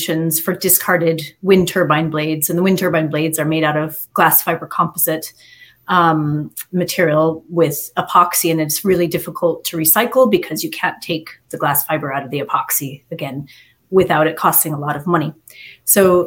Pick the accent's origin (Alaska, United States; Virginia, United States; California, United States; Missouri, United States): Alaska, United States; moved away as an adult; now in Ireland; I'm from Alaska originally.